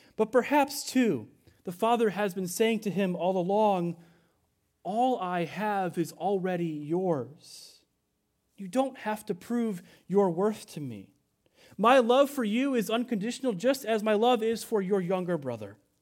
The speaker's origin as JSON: {"language": "English", "country": "United States"}